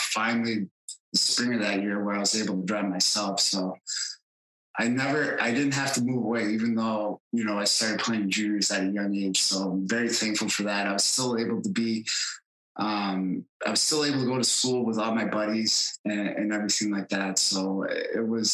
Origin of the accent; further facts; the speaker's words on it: Ogdensburg, New York, United States; my hometown of Ogdensburg, New York, was right on the St. Lawrence River.